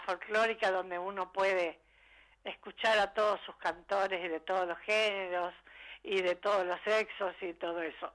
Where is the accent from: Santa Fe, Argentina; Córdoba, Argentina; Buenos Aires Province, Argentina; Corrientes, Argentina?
Corrientes, Argentina; moved away